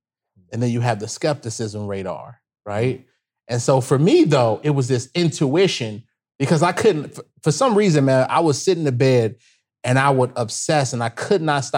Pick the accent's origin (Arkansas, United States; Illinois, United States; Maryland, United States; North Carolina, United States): Illinois, United States; Chicago; look, bro, I'm from the South Side of Chicago.